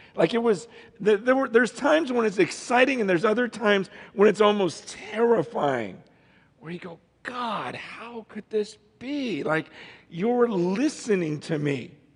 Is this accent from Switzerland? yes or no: no; Stockton, California, United States; born or raised there; also born or lived in San Francisco, California